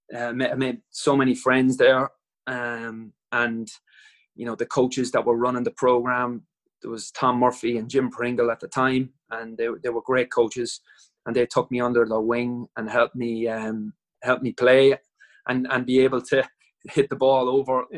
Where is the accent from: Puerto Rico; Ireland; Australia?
Ireland; Dundalk, Leinster; also born or lived in Wales; my hometown in Dundalk